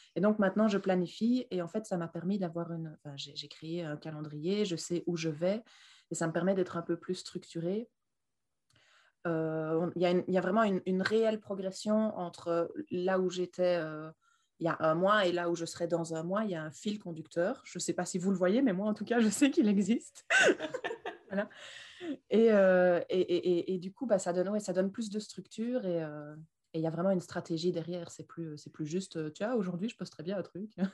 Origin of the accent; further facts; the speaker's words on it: Belgium; je viens de Belgique